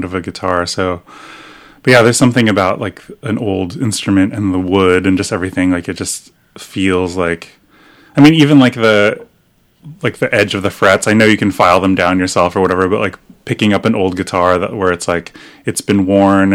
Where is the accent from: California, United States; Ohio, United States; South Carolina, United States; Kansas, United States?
California, United States; Torrance; also born or lived in Olympia, Washington; now in Portland, United States; So the South Bay, near San Pedro and Torrance